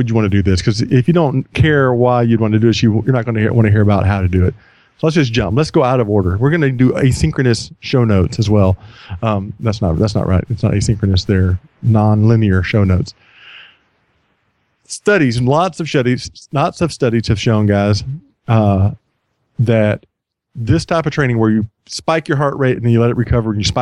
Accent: United States; I'm an American

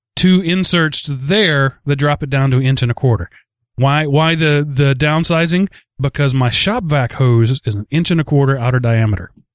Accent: Texas, United States; growing up in Texas

